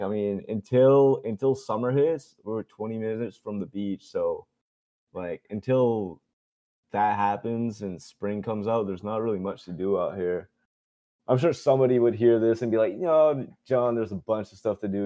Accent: Dieppe, New Brunswick, Canada; accent: Chiac; also born or lived in Moncton, New Brunswick; my hometown, Dieppe, New Brunswick

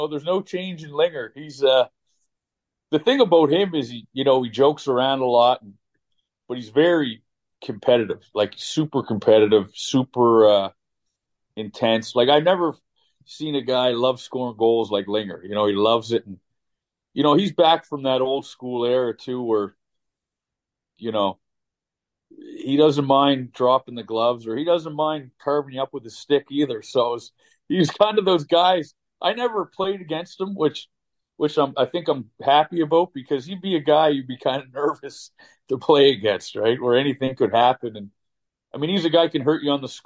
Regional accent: Halifax, Nova Scotia, Canada; my hometown, Halifax.

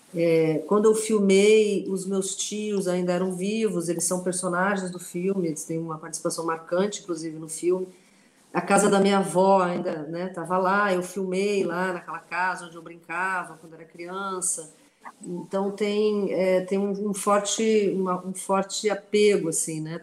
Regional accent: Morro Reuter, Rio Grande do Sul, Brazil; first language German dialect (Riograndenser Hunsrückisch); Portuguese is a second language; moved away as an adult; also born or lived in Novo Hamburgo; now in Rio de Janeiro, Brazil; eu nasci lá, vivi nessa, nessa comunidade até os nove anos de idade

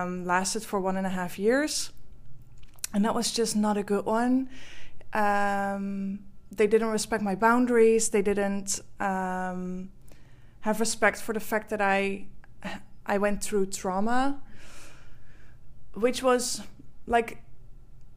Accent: Netherlands; English is a second language; I am from the Netherlands, which you can maybe hear from my accent.

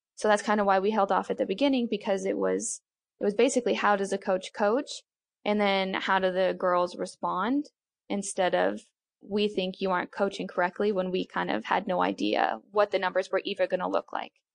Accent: Colorado, United States; moved away as an adult; also born or lived in Fort Worth, Texas; originally I'm from Colorado

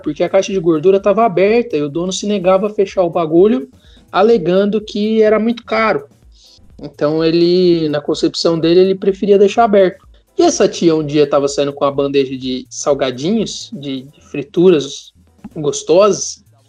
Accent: Porto Alegre, Rio Grande do Sul, Brazil; now in São Paulo, Brazil; quando eu era criança e morava em Porto Alegre

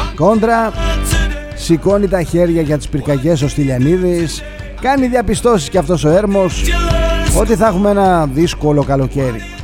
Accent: Greece; εμείς σαν Έλληνες

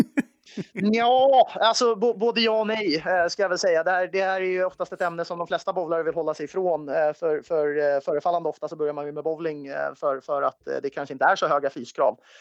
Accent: Sweden; also born or lived in United States; som svensk

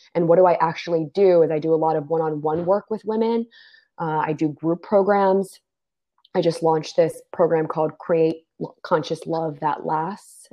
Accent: D.C., Maryland suburbs of Washington, United States; I was born and raised right outside of Washington, D.C., in the Maryland suburbs.

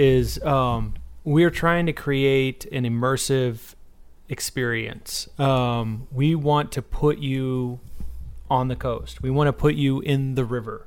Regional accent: Corpus Christi, Texas, United States; I grew up on the Texas coast in Corpus Christi

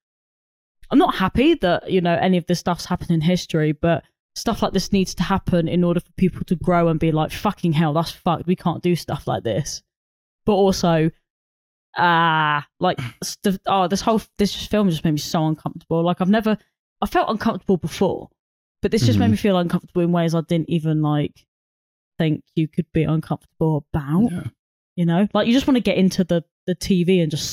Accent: United Kingdom; I didn't ask to be born in Britain.

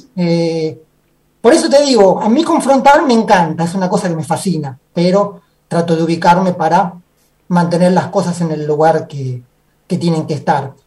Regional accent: Banfield, Buenos Aires Province, Argentina; yo soy de acá de Banfield, pero no de Banfield que vengo a Banfield, yo soy de Banfield de Banfield.

